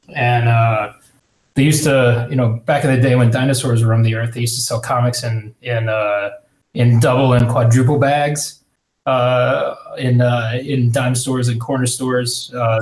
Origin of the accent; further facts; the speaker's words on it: Houston, Texas, United States; growing up in Houston